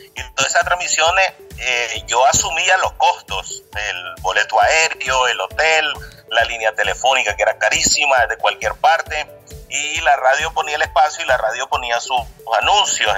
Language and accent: Spanish; Camoapa, Boaco, Nicaragua; Yo soy de Camuapa, en el departamento de Puaco